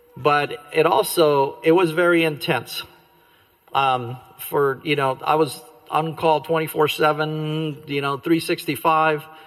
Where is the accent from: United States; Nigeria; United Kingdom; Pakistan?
United States; Glendale, California; also born or lived in Cuba / Sacramento, California; I grew up in the Glendale, California area